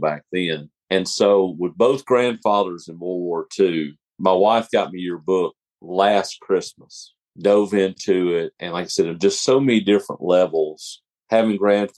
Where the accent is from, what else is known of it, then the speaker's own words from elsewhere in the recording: Birmingham, Alabama, United States; I grew up in Alabama